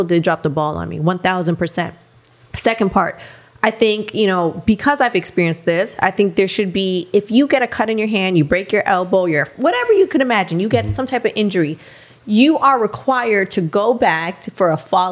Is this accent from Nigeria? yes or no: no; Canada; moved away as an adult; also born or lived in Miami; now in United States; I'm Canadian and yes, I'm working in America